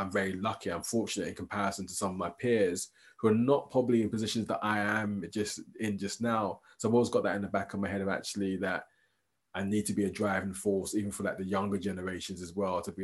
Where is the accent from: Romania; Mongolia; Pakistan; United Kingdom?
United Kingdom; London; moved away as an adult; now in Aberdeen, United Kingdom; my lived experience growing up in London